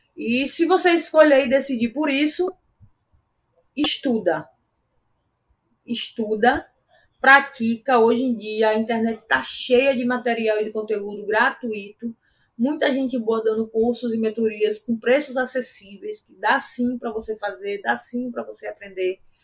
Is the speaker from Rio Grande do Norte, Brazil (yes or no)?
yes; Natal, Rio Grande do Norte, Brazil; João Pessoa era perto da minha cidade natal. E aí todo mundo foi ver suas famílias e tal, eu fui para Natal também.